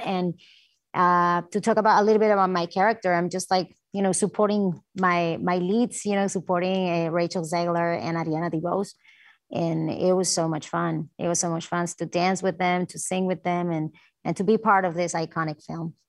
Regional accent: Puerto Rico; moved away as an adult; also born or lived in New York; growing up as a Puerto Rican

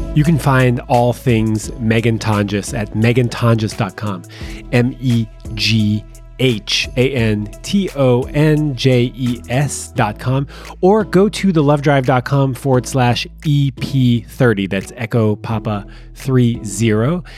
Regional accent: Canada; also born or lived in Montreal; I live in Montreal, and I am Canadian

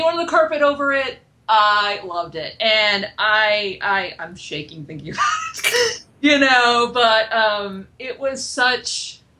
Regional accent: Maine, United States; I'm actually from Maine myself, so Maine pride.

